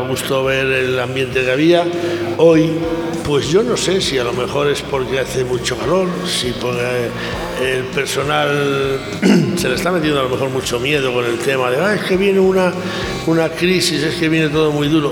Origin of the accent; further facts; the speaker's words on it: Zamora, Castile and León, Spain; Zamorano desde hace hoy exactamente 62 años.